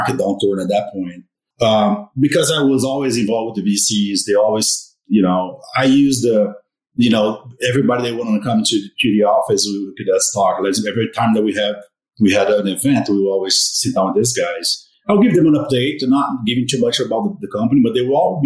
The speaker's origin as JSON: {"language": "English", "country": "Brazil", "also_born_or_lived": "Arizona", "moved": "yes", "lives_now": "Colorado, United States", "said": "I'm from Brazil."}